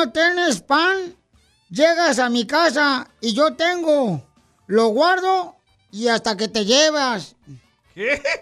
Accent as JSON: {"language": "Spanish", "town": "Lázaro Cárdenas", "region": "Michoacán", "country": "Mexico", "moved": "yes", "lives_now": "Riverside, United States", "said": "De Michoacán, de Lázaro Cárdenas, de Michoacán."}